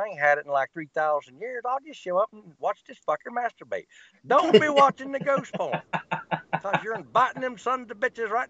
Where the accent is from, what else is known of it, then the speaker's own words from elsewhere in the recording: Alabama, United States; I was born and raised in Alabama, but I tour the world looking for monsters and scary shit.